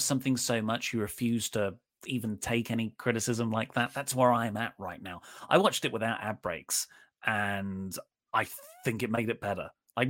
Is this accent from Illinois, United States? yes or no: yes; Chicago, Illinois, United States; I'm from Chicago. I love Punk, but this was the right call.